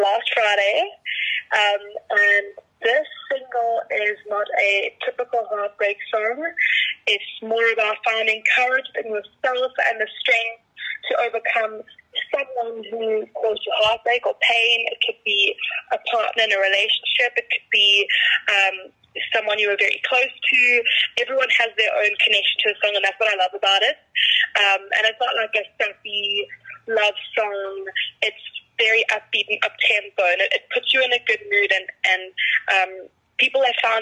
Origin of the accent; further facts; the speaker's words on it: Durban, KwaZulu-Natal, South Africa; moved away as an adult; now in Johannesburg, South Africa; I'm originally from Durban, and then I moved up here this year to live in Joburg